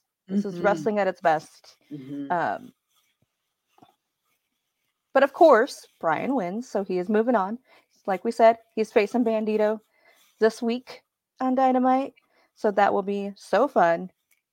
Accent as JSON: {"language": "English", "town": "Fresno", "region": "California", "country": "United States", "tie": "born or raised there", "said": "This is where I am, y'all. This is where I live. This is my hometown"}